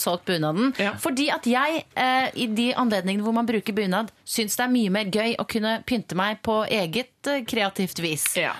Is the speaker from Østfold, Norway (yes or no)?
no; Voss, Vestland, Norway; also born or lived in Vaksdal; Jeg er fra Vaksdal. Gått på gymnas på Voss, der jeg har vokst opp.